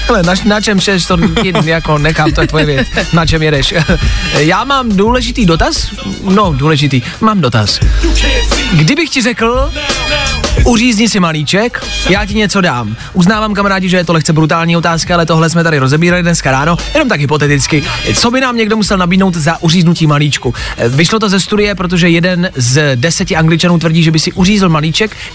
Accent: Chomutov, Ústí nad Labem Region, Czechia; Jsem z Chomutova.

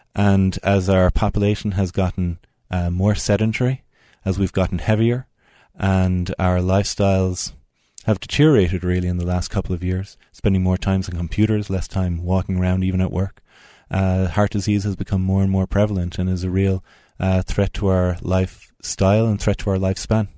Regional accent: Tipperary, Munster, Ireland; moved away as an adult; now in Utah, United States; I'm from Tipperary in the Midlands of Ireland. Moved out to America thirteen years ago, and then moved out to Utah five years ago.

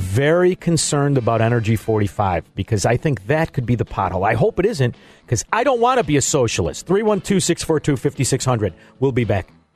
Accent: Melrose Park, Illinois, United States; growing up in Melrose Park

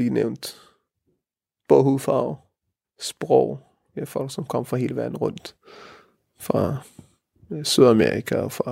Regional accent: Denmark; Vi har til fælles, at vi er danskere og vi er jøder.

